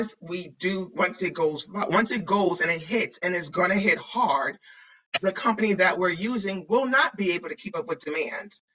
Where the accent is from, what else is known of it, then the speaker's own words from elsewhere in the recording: New York, United States; I'm from New York